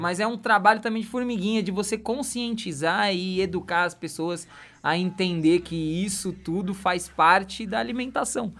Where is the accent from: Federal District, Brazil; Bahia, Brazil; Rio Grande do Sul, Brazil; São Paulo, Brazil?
São Paulo, Brazil; eu nasci e fui criei, criado em São Paulo, no meio de uma avenida